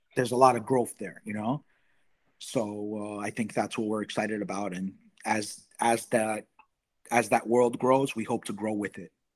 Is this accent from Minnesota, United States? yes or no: no; New York, United States; I'm from New York